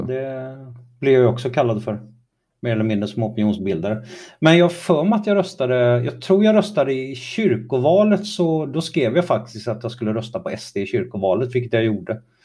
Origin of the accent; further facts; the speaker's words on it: Kalmar, Kalmar County, Sweden; also born or lived in Trollhättan; Jag växte upp i Kalmar och i Trollhättan har jag växt upp.